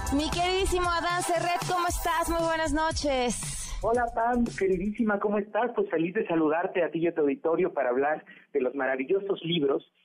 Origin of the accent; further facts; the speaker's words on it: Mexico; como mexicanos, como mexicanas